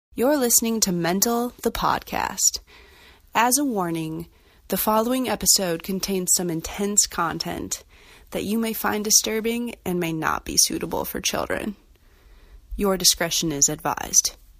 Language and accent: English; western North Dakota, United States; moved away as an adult; now in St. Paul, Minnesota, United States; I grew up on the western side of North Dakota